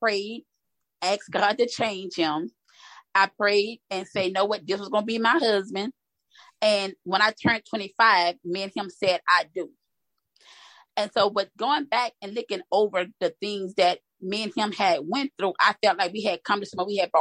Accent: Louisiana, United States; moved away as an adult; now in Texas, United States; I am originally from Louisiana, but I reside in Texas.

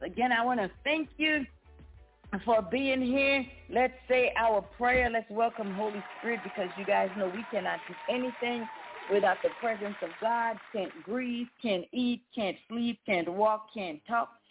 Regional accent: U.S. Virgin Islands; now in United States; I was born in the Virgin Islands

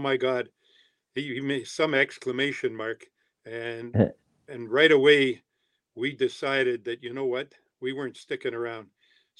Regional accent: Timmins, Ontario, Canada

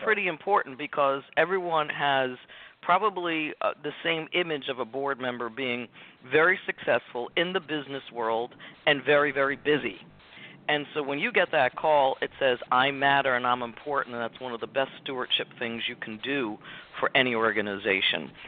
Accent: Richfield, New Jersey, United States; I was born and raised in Richfield, New Jersey, by a single mom

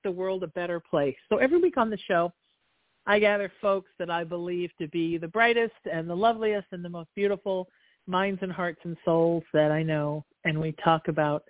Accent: Huntington Beach, California, United States; I'm not in Napa, but I'm in the town I grew up in Huntington Beach.

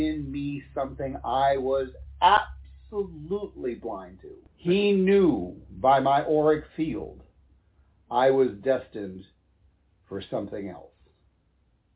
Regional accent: Midwest, United States; Growing up in the Midwest

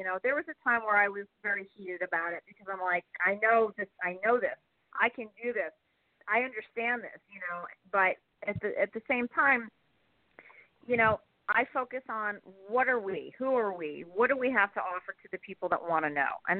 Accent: New York, United States; as a New Yorker

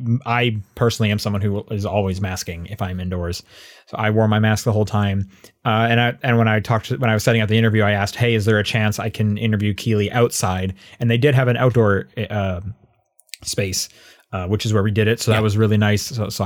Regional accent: Canada; hey, you know, we're both Canadian.

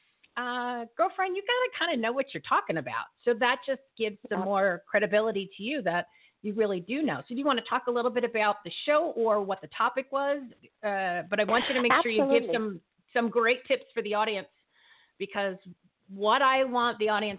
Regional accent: New Jersey, United States; accent: Jersey; I got my Jersey accent that slips in every once in a while

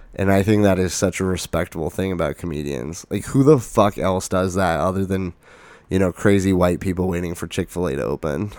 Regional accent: Lake Havasu City, Arizona, United States; moved away as an adult; also born or lived in Flagstaff; I'm from Lake Havasu

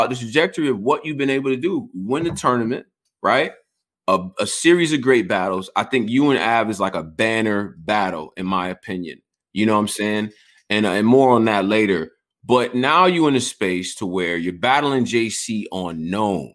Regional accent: Rochester, United States; I'm from Rochester.

